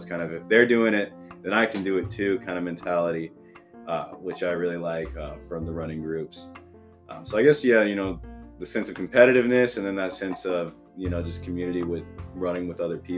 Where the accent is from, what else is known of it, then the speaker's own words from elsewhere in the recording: Oklahoma City, Oklahoma, United States; now in Tulsa, United States; I'm not from Tulsa, I'm actually from Oklahoma City